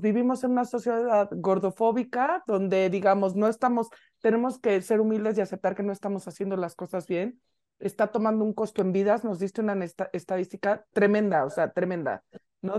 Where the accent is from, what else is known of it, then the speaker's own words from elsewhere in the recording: Mexico City, Mexico; nosotros como buenas chilangas